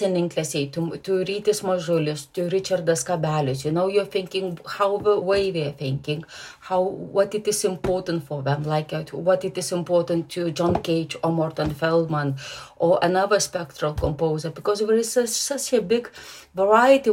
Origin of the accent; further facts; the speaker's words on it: Lithuania; moved away as an adult; also born or lived in Germany; now in England; I'm Lithuanian, because I was born in Lithuania